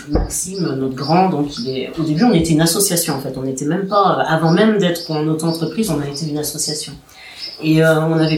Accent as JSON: {"language": "French", "country": "Guadeloupe", "said": "on leur dit Guadeloupe"}